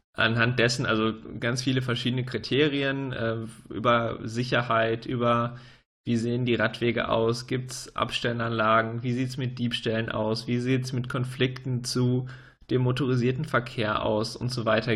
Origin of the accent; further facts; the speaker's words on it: Münster, North Rhine-Westphalia, Germany; als Münsteraner